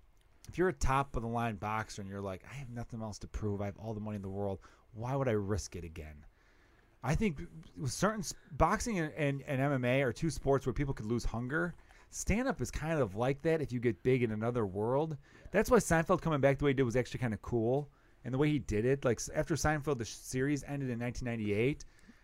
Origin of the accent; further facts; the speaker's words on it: New Jersey, United States; I'm from Jersey.